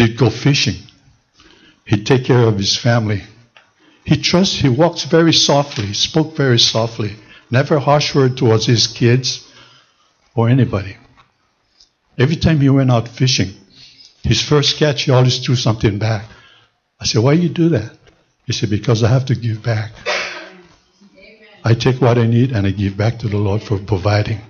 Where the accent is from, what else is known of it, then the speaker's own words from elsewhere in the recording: Honolulu, Hawaii, United States; Growing up in Sand Island, I saw two families.